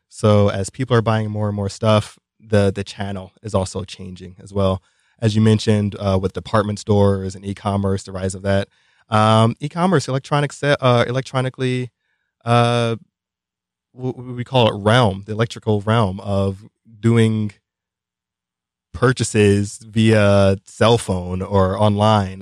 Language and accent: English; New York City, New York, United States; I was born in Brooklyn, New York